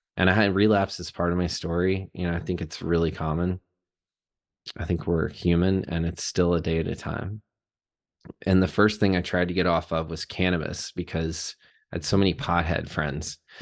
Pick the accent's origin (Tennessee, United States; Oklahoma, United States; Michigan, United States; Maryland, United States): Tennessee, United States; Chattanooga; I was born in Chattanooga, Tennessee. Was born and raised there